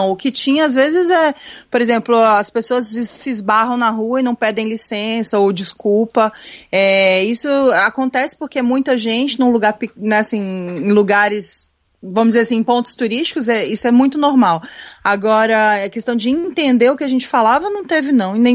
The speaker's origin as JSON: {"language": "Portuguese", "country": "Canada", "second_language": "Portuguese", "said": "Não, beleza, é porque ele é brasileiro, eu sou canadense."}